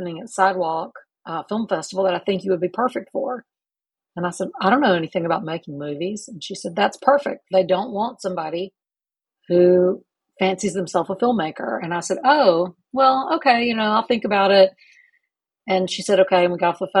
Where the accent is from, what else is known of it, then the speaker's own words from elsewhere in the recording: Talladega, Alabama, United States; also born or lived in Anniston, Alabama / Hoover, Alabama / Pell City, Alabama / Auburn, Alabama; now in Birmingham, United States; I was born in Anniston, Alabama, and spent the first 9 years of life in Talladega, Alabama. Very short stint in Hoover, then a move to Pell City, where I completed middle and high school.